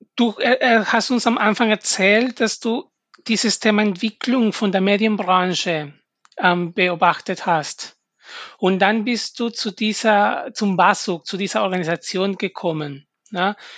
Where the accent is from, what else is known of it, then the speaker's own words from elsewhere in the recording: Peru; German is a second language; now in Germany; ich komme ursprünglich aus Peru